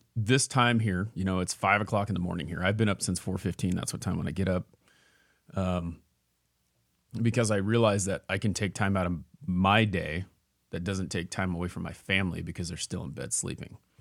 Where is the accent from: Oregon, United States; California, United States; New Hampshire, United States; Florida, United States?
Oregon, United States; Ontario; moved away; I grew up in Ontario